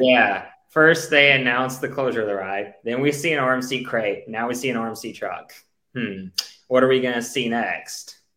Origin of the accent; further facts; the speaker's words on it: United States; we're American